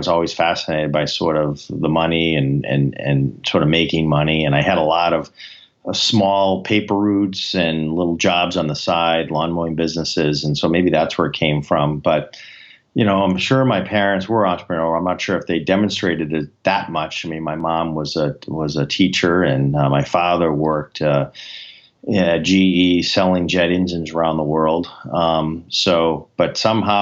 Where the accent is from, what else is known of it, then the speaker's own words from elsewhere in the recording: Boston, Massachusetts, United States; I'm from the Boston area. I grew up here. I've worked here my whole life